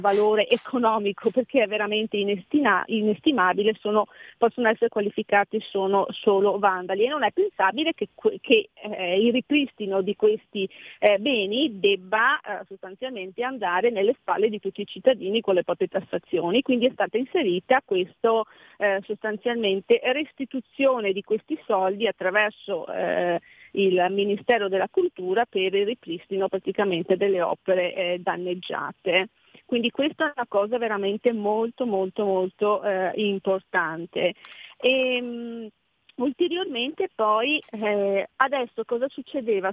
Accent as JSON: {"language": "Italian", "region": "Veneto", "country": "Italy", "said": "io sono Veneta, Venezia"}